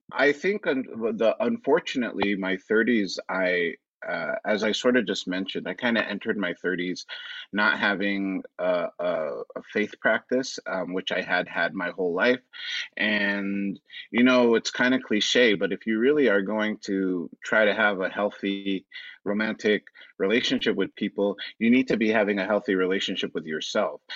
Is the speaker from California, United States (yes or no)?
yes; Los Angeles, California, United States; also born or lived in Orange County; I am actually born and raised in Los Angeles. I'm an Angelino